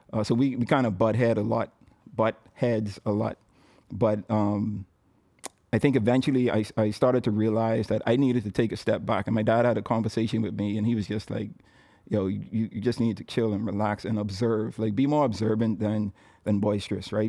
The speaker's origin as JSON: {"language": "English", "town": "Nassau", "region": "New Providence", "country": "Bahamas", "tie": "born or raised there", "said": "I was born and raised in Nassau, Bahamas"}